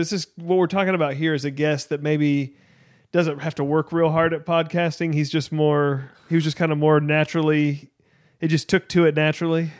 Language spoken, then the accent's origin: English; United States